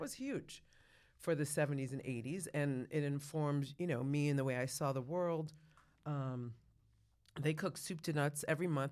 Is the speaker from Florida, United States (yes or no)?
no; Rochester, New York, United States; also born or lived in Hartford, Connecticut; We moved to Rochester, New York. That's where I grew up